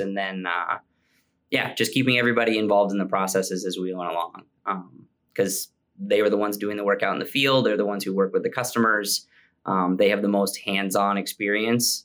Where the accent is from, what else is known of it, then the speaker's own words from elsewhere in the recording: Maine, United States; also born or lived in Central Virginia; we ended up moving back to Maine.